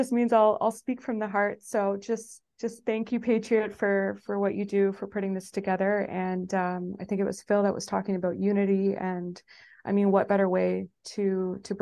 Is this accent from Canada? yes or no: yes; Canada; moved away as an adult; now in Spain; I'm from Canada. I just crossed the ocean yesterday. So I'm now in Spain.